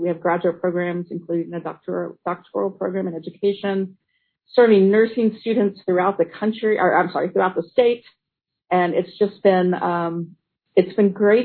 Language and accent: English; Navasota, Texas, United States; also born or lived in Georgetown, Texas; I was raised in Navasota, Texas, where my dad was pastor